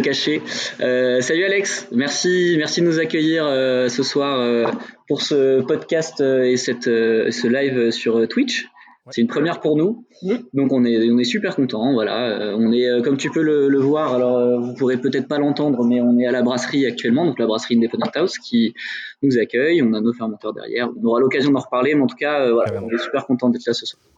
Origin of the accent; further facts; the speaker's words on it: Dijon, Bourgogne-Franche-Comté, France; je viens de Dijon